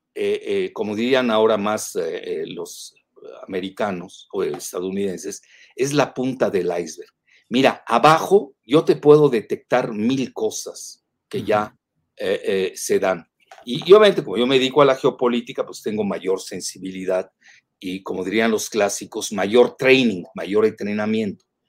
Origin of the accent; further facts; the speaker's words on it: Yucatán, Mexico; los yucatecos